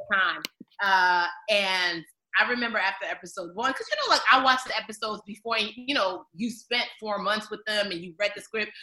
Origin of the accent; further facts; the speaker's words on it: Maryland, United States; I'm from Maryland too